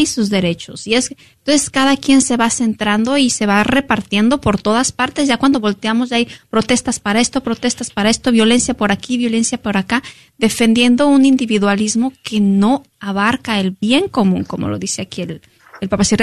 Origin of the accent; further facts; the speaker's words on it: Mexico; yo como mexicana me voy a decir, ok, ¿por qué a los mexicanos esto?